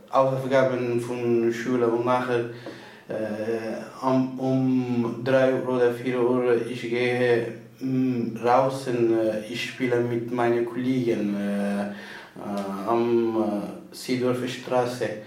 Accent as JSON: {"language": "German", "country": "Afghanistan", "second_language": "German", "moved": "yes", "lives_now": "Canton of Uri, Switzerland", "said": "ich komme aus Afghanistan, ich bin 19 Jahre alt. Äh, jetzt äh, ich lebe ich in der Schweiz im Kanton Uri."}